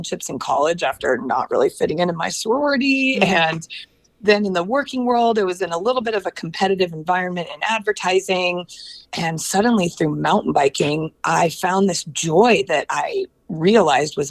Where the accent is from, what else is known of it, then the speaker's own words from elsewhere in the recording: Portland, Oregon, United States; moved away as an adult; also born or lived in Los Angeles, California; moving from my hometown of Portland, Oregon to Los Angeles